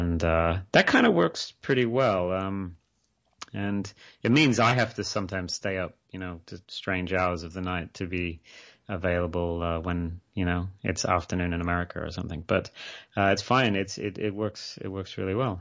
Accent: Australia; moved away as an adult; now in Scotland, United Kingdom; I grew up in Australia. I, I spent, you know, I, I didn't move to the U K until

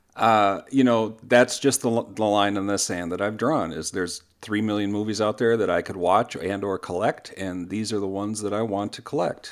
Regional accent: Minnesota, United States; I'm a Minnesotan

